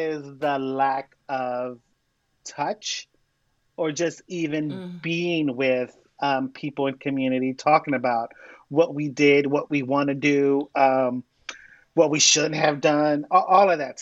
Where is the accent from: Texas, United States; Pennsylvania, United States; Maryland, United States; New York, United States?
Pennsylvania, United States; Philadelphia; I am born and raised in North Philadelphia, and that is where my people from.